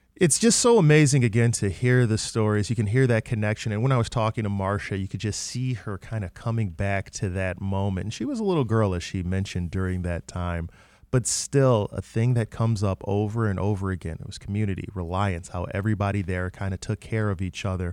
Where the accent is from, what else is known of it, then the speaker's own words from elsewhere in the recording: Detroit, Michigan, United States; I grew up on the West Side, and honestly, my parents, they talked about different areas in Detroit